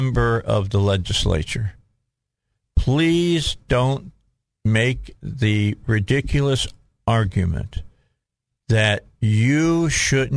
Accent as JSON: {"language": "English", "area": "outside of Chicago", "region": "Illinois", "country": "United States", "tie": "born or raised there", "said": "I grew up right outside of Chicago"}